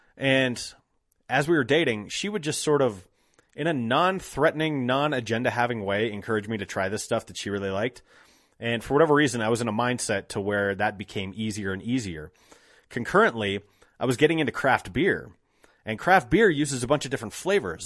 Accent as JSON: {"language": "English", "town": "Golden", "region": "Colorado", "country": "United States", "tie": "born or raised there", "said": "I grew up here. I grew up in Golden."}